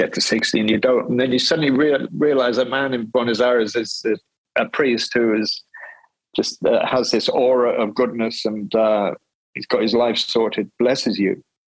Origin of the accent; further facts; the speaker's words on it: Wales, United Kingdom; I grew up in the Presbyterian church in Wales